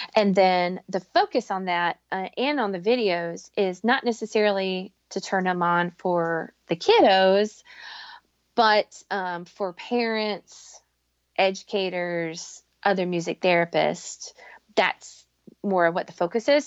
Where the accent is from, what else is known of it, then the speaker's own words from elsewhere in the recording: North Carolina, United States; moved away; I grew up in North Carolina